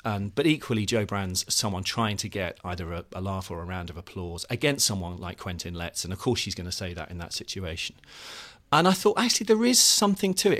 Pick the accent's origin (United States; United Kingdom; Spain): United Kingdom; the Midlands, England; now in London, United Kingdom; I'm originally from the Midlands